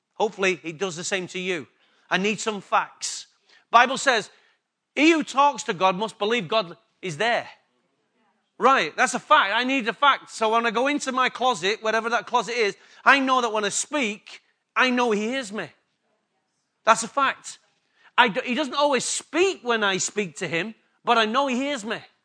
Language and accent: English; England, United Kingdom; accent: English; My accent's better than theirs. It's quite obvious. Sorry, girls. It's just the way it is. English came before Australian